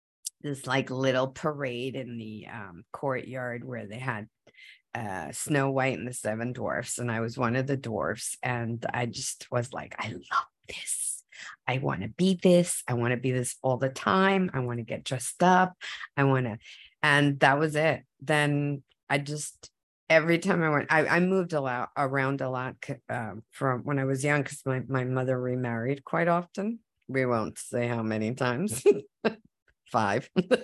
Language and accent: English; United States; first language Spanish; English is a second language; So once I started learning English, I would come home and say, don't talk to me in Spanish because I'm American.